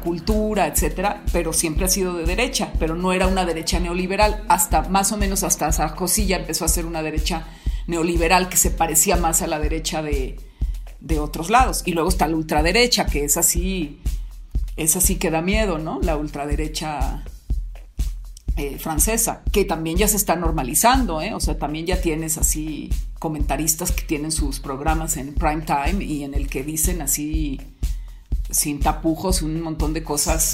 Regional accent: Mexico; also born or lived in Querétaro; yo me pasé toda mi infancia en México

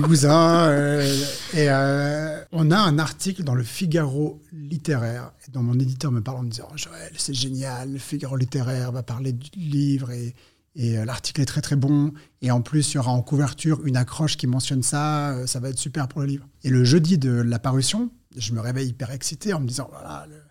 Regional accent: Switzerland; Je suis suisse

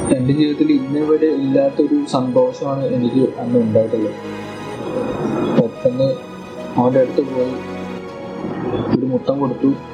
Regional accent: Kozhikode, Kerala, India; ഞാൻ കോഴിക്കോടുകാരനാണ്

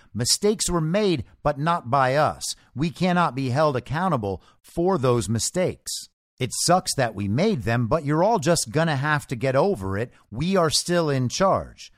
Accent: United States; as an American

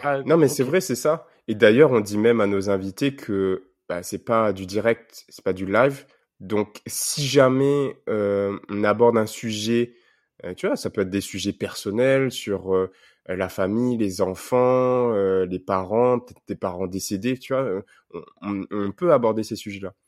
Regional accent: Réunion; moved away; quand on est réunionnais qu'on est loin pour euh, garder un contact avec la Réunion

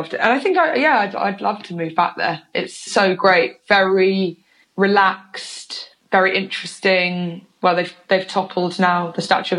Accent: Oxford, South East England, United Kingdom; also born or lived in London / Bristol; I grew up half in London, half in Oxford. Right. Moved to Oxford when I was about eight or something.

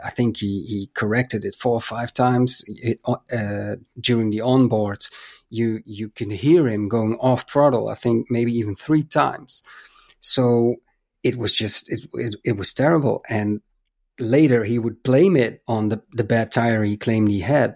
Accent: Netherlands; my home country

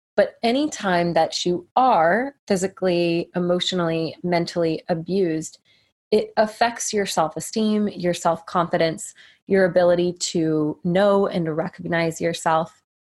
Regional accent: United States; as an American girl

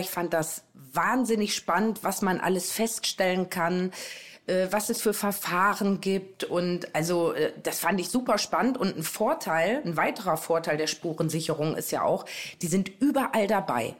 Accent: Osnabrück, Lower Saxony, Germany; Da habe ich dann meine Heimatstadt Osnabrück gewählt

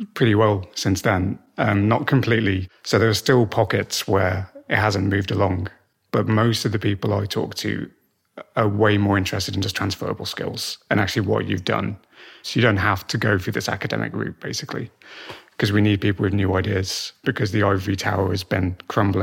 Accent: Black Country, West Midlands, United Kingdom; I grew up in the Black Country

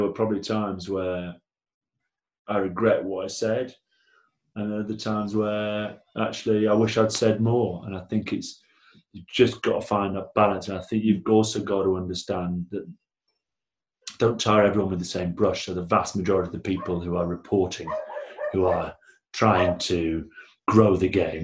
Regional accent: Blackburn, North West England, United Kingdom; I'm from Blackburn.

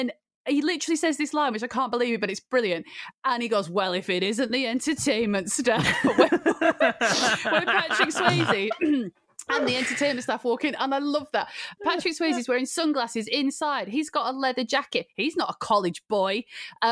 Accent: Blackburn, North West England, United Kingdom; growing up in Blackburn in the summer it was boiling

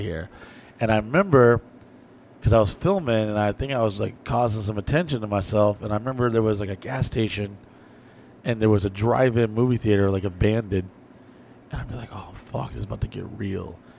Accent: New Orleans, Louisiana, United States; I was born in New Orleans

